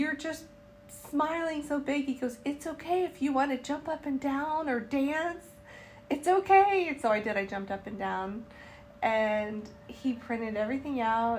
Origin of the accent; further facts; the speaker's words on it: Charlotte, North Carolina, United States; I said, North Carolina. And he said, Charlotte? And I said, yes.